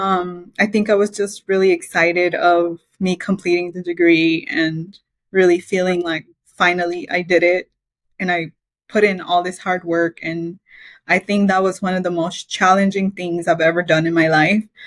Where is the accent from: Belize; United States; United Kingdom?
Belize; moved away; I was born in Belize. It's a small little country in Central America